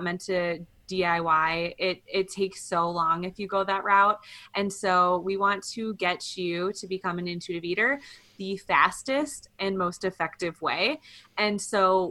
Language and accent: English; Midwest, United States; now in Colorado, United States; We're both from the Midwest